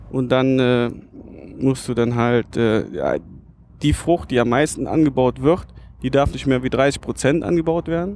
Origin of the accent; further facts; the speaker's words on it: Lieberg, Germany; Also ich bin ja in Lieberg aufgewachsen bei meinem Opa.